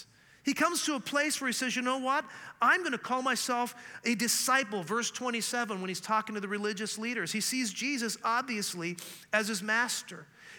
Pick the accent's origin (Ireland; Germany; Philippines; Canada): Canada; also born or lived in Scotland; I mean, I'm a Canadian who grew up learning French, who's actually from Scotland.